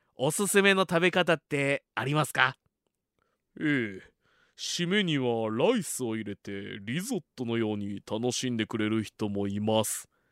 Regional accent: Fuji, Shizuoka, Japan; 生まれも育ちも静岡県富士市

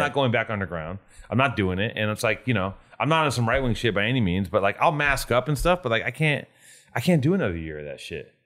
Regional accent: Los Angeles, California, United States; I'm from Venice

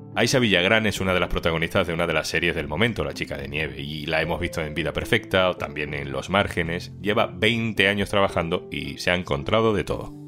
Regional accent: Andalusia, Spain; accent: Andalusian; mi acento y más concretamente de cómo los andaluces tendemos a ocultar el acento

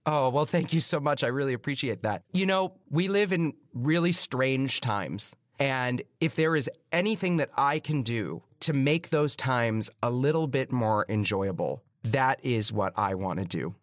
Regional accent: Chicago, Illinois, United States; moved away as an adult; now in New York City, United States; I grew up in Chicago. It's not a small town, but it's not New York City.

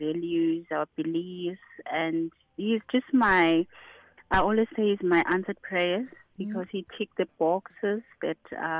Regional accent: Limpopo, South Africa; that Domi will be very excited to hear that I'm from Limpopo.

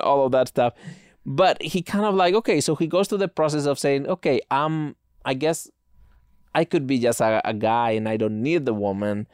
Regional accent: Spain; moved away; growing up in Spain

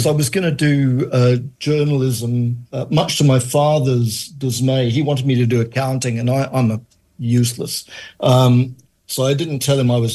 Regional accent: Johannesburg, Gauteng, South Africa; also born or lived in Manchester, United Kingdom; I was born in Manchester, grew up in Johannesburg, came to South Africa when I was a child. I was 7 years old.

